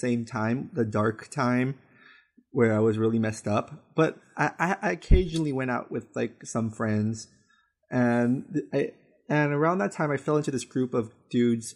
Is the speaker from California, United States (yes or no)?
yes; West Covina, California, United States; my hometown of West Covina